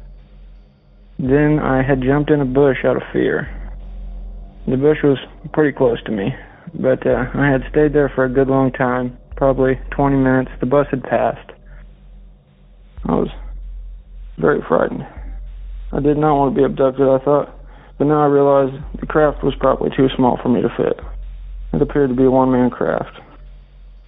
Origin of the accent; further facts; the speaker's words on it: Flat Rock, Indiana, United States; my hometown of Flat Rock, where I currently reside